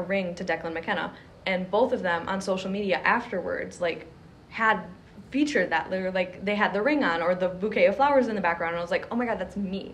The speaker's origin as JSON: {"language": "English", "town": "Jackson", "country": "United States", "said": "I'm from Jackson"}